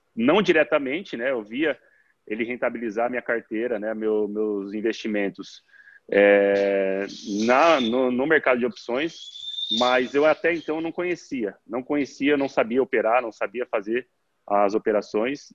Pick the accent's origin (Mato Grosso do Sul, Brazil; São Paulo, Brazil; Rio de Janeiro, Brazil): São Paulo, Brazil; Araçatuba; Eu sou de Araçatuba, interior de São Paulo